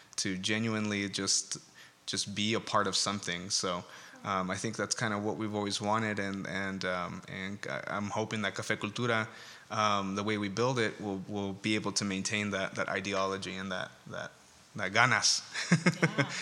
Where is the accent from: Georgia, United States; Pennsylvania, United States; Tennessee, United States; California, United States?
California, United States; Escondido; we're from Escondido